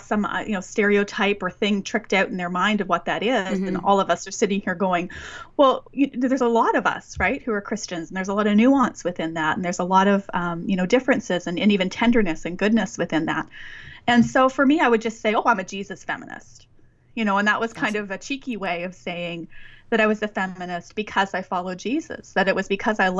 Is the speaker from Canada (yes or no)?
yes; Western Canada, Canada; Growing up in Western Canada